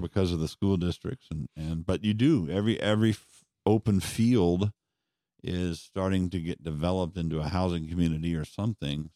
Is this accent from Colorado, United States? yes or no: yes; Denver, Colorado, United States; moved away; I grew up in Colorado, but of course, I was in Denver, I wasn't in the mountains